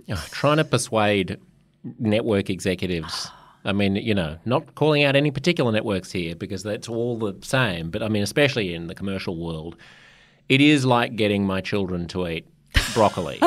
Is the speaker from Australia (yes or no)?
yes; Australia; moved away as an adult; also born or lived in United States; being an Australian